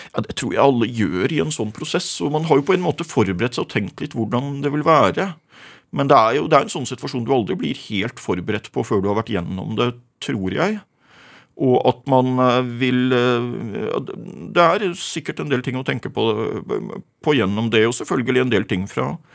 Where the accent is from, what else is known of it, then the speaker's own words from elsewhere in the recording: Rødøy, Nordland, Norway; now in Gjøvik, Norway; jeg vokste opp i Rødøy i Nordland